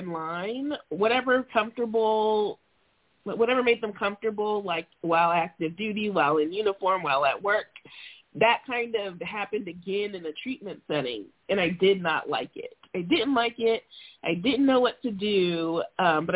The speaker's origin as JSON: {"language": "English", "region": "Florida", "country": "United States", "also_born_or_lived": "Montana", "moved": "as an adult", "lives_now": "Alaska, United States", "said": "I'm from Florida"}